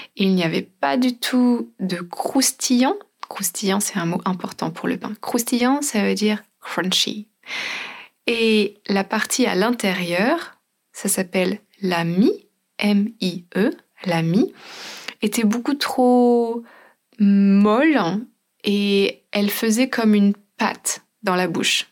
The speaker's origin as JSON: {"language": "French", "country": "France", "said": "en tant que Française"}